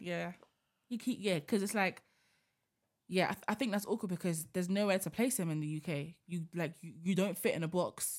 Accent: United Kingdom; as black British people

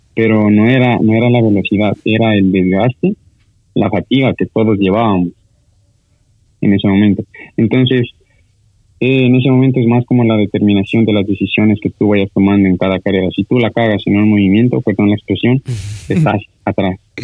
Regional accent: Sucumbíos, Ecuador; somos de, de Sucumbíos, pero sigue siendo norte

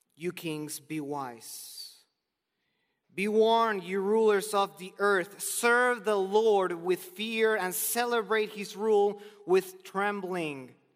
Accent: Argentina; moved away; I'm originally from Argentina

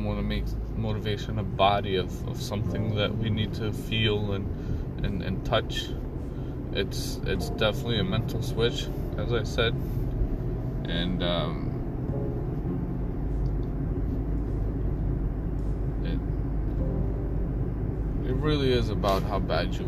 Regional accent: Albania; moved away

